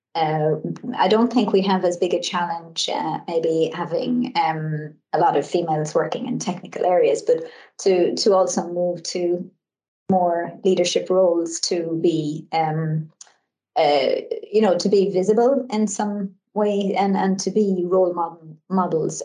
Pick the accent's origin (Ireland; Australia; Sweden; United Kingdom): Ireland; I come from Ireland and um, I come from a, a, large family